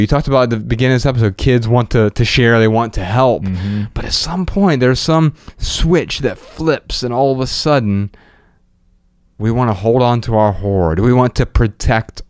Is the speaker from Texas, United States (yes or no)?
no; Dayton, Ohio, United States; we're from Dayton, Ohio